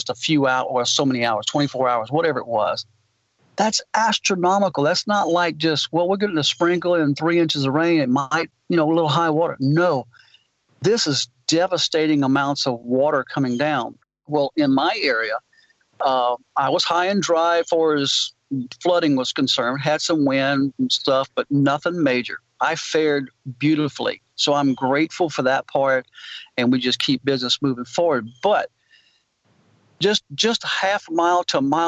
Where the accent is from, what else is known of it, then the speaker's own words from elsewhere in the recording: Baton Rouge, Louisiana, United States; now in Kingwood, Texas, United States; I'm living in Kingwood, Texas, just kind of northeast of Houston there. And originally I'm from Baton Rouge area